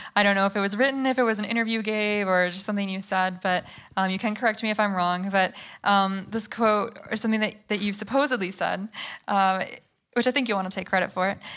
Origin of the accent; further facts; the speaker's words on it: Michigan, United States; now in New York, United States; We're both from Michigan